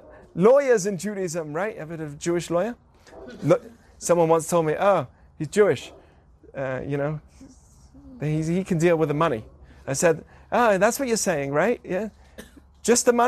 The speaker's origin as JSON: {"language": "English", "region": "England", "country": "United Kingdom", "tie": "born or raised there", "moved": "yes", "said": "I grew up in England"}